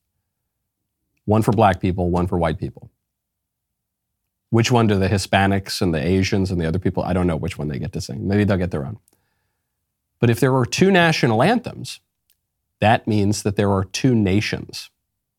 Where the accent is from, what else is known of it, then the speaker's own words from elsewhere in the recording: Northeast, United States; moved away; I'm from the Northeast